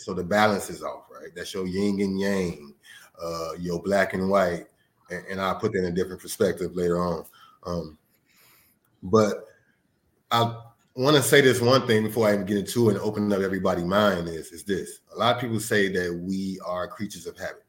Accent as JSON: {"language": "English", "town": "Chicago", "region": "Illinois", "country": "United States", "tie": "born or raised there", "said": "I'm from Chicago. By way of everywhere internationally."}